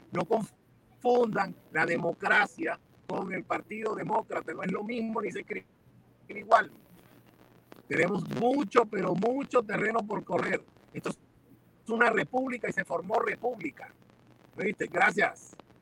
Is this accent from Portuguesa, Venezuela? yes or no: no; Caracas, Capital District, Venezuela; also born or lived in Miami, United States; now in Doral, United States; Yo nací en Caracas, Venezuela. Soy hijo de un cubano, llevo 42 años aquí en Miami